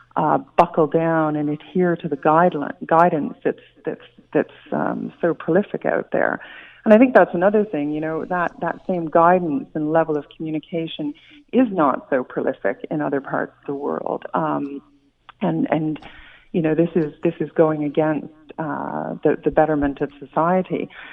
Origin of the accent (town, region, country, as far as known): Canada